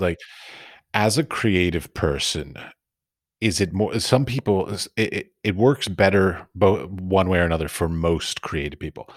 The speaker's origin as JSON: {"language": "English", "town": "Washington", "region": "District of Columbia", "country": "United States", "tie": "born or raised there", "said": "I was born and raised in Washington, D C"}